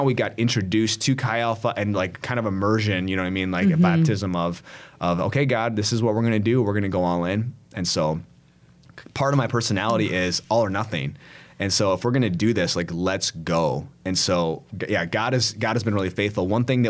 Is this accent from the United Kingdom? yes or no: no; South Korea; I'm like from South Korea, you know what I mean? Like coming here.